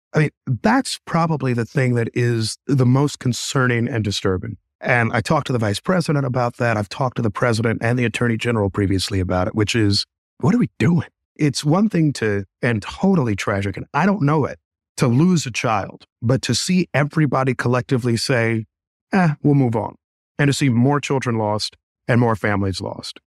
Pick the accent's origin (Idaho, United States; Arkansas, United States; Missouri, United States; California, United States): Missouri, United States; Kansas City; I grew up in Kansas City. I grew up in some of Kansas City's toughest neighborhoods